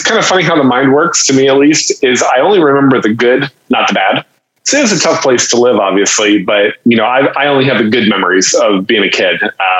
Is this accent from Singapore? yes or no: no; Haiti; So essentially you can say I grew up in Haiti.